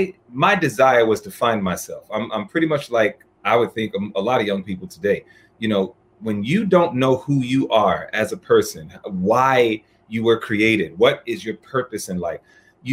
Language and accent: English; New York City, New York, United States; I was born and raised in New York, Hollis, Queens, New York.